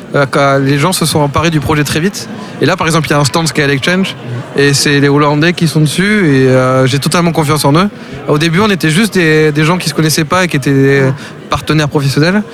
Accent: Castres, Occitania, France; moved away as an adult; now in Sweden; je viens de Castres à la base, mhm. euh, j'habite en Suède

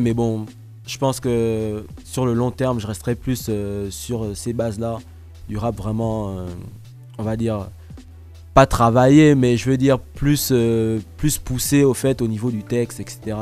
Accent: Gabon; now in Toulouse, France; je suis né ici, j'ai grandi de mes 0 à mes 3 ans donc. Après, j'ai grandi au Gabon

